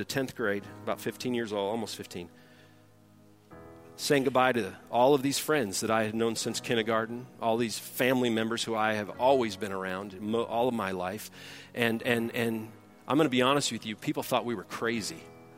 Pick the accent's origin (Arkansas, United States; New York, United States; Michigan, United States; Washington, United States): Michigan, United States; outside Detroit; moved away; also born or lived in Texas; I grew up outside Detroit